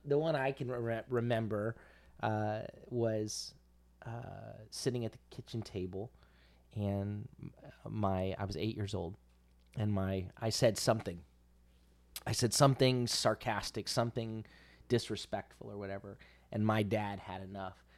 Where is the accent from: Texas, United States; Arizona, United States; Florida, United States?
Florida, United States; Central; I'm not from South Florida, I'm from Central Florida